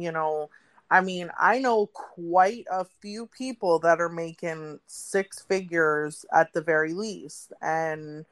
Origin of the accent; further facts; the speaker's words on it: Miami, Florida, United States; moved away; Miami is my hometown. You know, I was born and raised down there